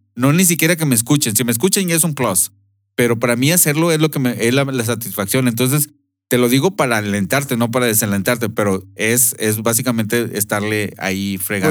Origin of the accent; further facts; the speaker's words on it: Monterrey, Nuevo León, Mexico; moved away as an adult; also born or lived in United States; nosotros somos de Monterrey, pero hemos vivido en otras partes de, eh, de, México y, Estados Unidos